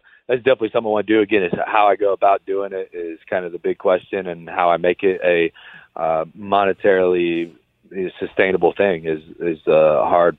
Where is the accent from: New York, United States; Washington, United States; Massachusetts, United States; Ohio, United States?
Ohio, United States; we're both from Ohio